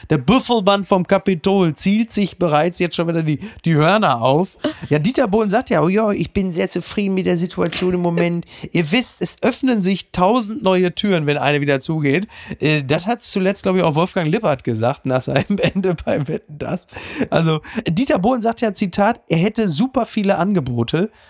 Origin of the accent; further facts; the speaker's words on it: North Rhine-Westphalia, Germany; ich kenne ja Schlangen eigentlich nur so als Airbrush auf Motorhauben. Ich komme aus dem Ruhrgebiet.